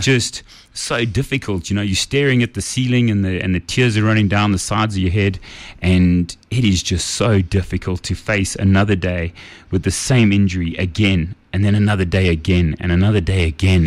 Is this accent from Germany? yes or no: no; Kempton Park, Gauteng, South Africa; I grew up in Kempton Park on the East Rand.